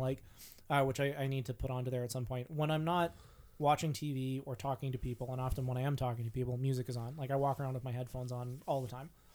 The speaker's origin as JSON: {"language": "English", "area": "Vancouver Island", "region": "British Columbia", "country": "Canada", "tie": "born or raised there", "said": "I grew up on Vancouver Island."}